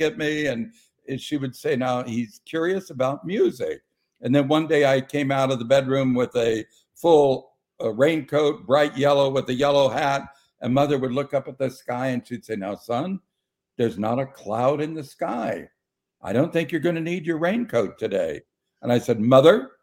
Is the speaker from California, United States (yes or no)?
yes; Modesto, California, United States; I'm from Modesto, California, which is in the San Joaquin Valley